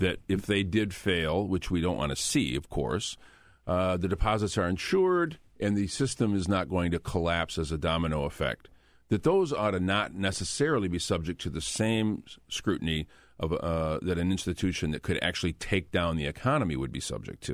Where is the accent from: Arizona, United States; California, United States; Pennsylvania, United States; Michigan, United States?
Michigan, United States; Flint; Flint is, is my hometown